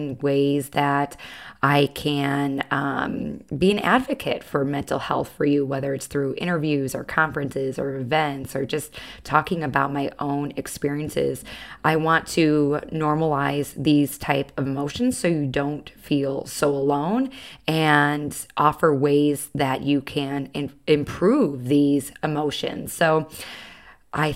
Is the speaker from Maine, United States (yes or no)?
no; Chicago, Illinois, United States; I'm from Chicago